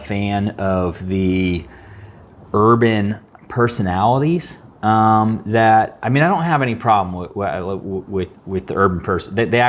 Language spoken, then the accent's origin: English; San Jose, California, United States; moved away; also born or lived in Seattle; So I grew up in California in the Bay Area.